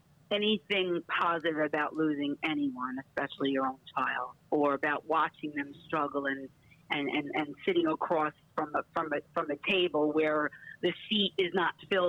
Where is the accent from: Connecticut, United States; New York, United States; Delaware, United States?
New York, United States; We're getting better at it because we're both from New York, and that's what we do.